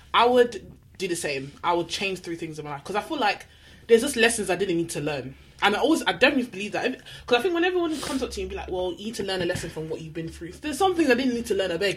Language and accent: English; London, United Kingdom; I was from Manor House